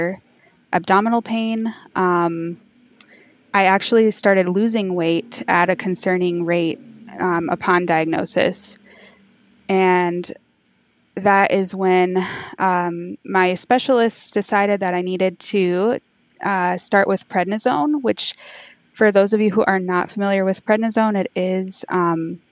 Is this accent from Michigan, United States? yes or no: yes; Michigan, United States; I'm from Michigan, USA